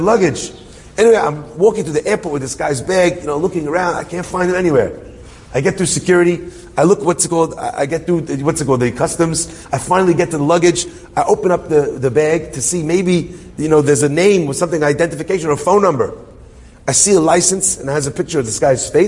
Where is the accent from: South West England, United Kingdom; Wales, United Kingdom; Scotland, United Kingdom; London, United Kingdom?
London, United Kingdom; Hendon; I'm from Hendon